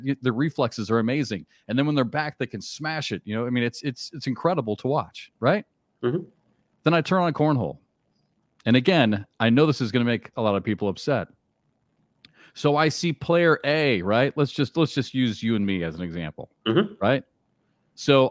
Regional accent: Charleston, South Carolina, United States; here at the College of Charleston, here in my hometown

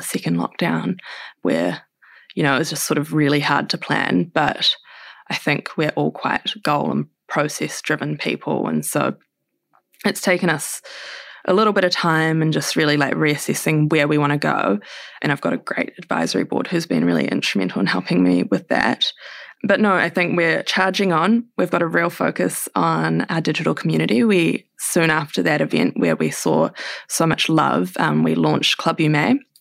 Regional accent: Wellington, New Zealand; we grew up in Island Bay, which is in Wellington on the south coast

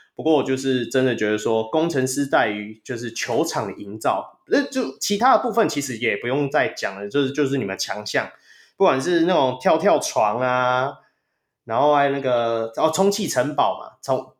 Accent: Taiwan; 我们台湾人

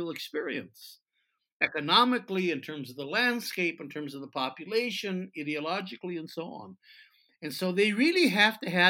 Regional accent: United States; now in Israel; I came from the United States. I wasn't born here

